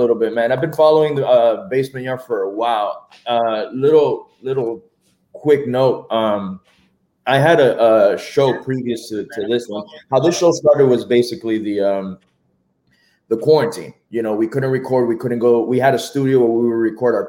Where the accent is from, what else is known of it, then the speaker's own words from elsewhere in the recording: Miami, Florida, United States; we're from Miami